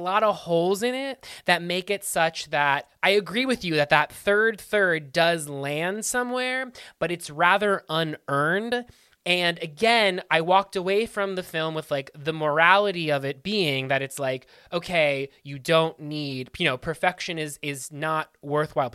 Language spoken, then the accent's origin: English; Pittsburgh, Pennsylvania, United States; my hometown, Pittsburgh